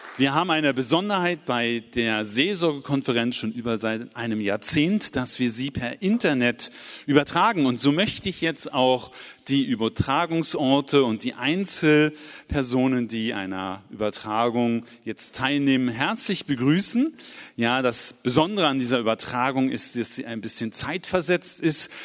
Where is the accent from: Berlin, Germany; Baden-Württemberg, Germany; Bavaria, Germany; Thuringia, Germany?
Berlin, Germany; aus meiner Heimatstadt Berlin